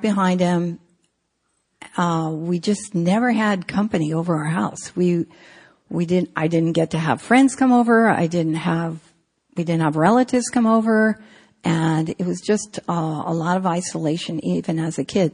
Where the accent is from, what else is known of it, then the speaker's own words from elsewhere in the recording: San Francisco, California, United States; I grew up in San Francisco